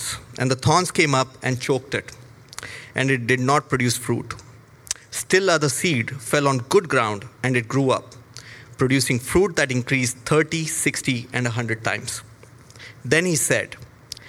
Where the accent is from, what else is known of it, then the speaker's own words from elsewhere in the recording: India; moved away as an adult; now in Toronto, Canada; I come from India. And I came to Canada in July 2019